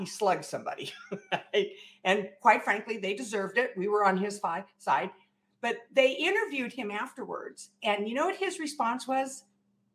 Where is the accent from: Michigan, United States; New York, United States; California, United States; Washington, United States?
California, United States; Central Valley; I'm from the Central Valley. I'm in Modesto.